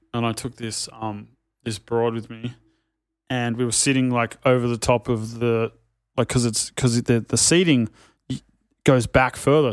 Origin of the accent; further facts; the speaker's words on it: Sydney, New South Wales, Australia; I'm from North Narrabeen